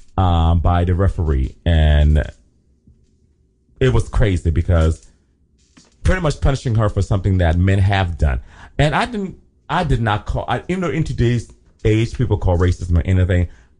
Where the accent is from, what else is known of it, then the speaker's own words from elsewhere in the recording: Liberia; accent: Liberian; I had a good old Liberian my Liberian accent came out, my African accent.